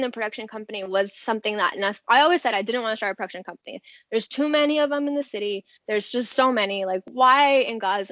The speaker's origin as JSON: {"language": "English", "region": "California", "country": "United States", "lives_now": "Los Angeles, United States", "said": "I'm from California."}